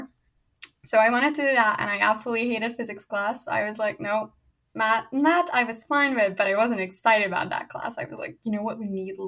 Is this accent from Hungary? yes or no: yes; Hungary; first language Hungarian; English is a second language; moved away as an adult; now in Virginia, United States; I grew up speaking Hungarian, so like my mother tongue is Hungarian